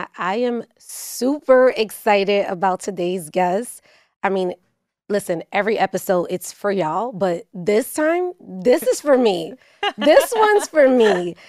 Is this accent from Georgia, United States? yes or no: no; Bronx, New York, United States; I'm from the Bronx.